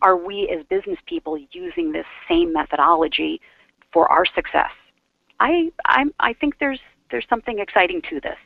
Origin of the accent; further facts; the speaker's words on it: Aurora, Illinois, United States; moved away as an adult; also born or lived in Chicago, Illinois / Atlanta, Georgia / Florida; grew up in the suburbs of Chicago